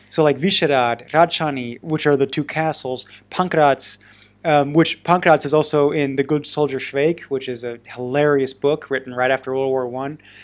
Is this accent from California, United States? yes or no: no; Oregon, United States; I'm from Oregon